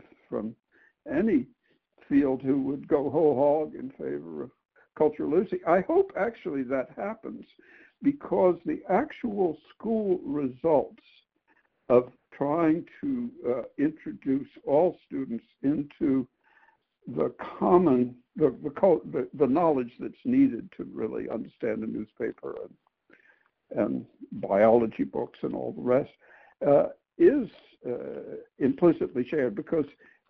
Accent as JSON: {"language": "English", "town": "Memphis", "region": "Tennessee", "country": "United States", "said": "we're from Memphis."}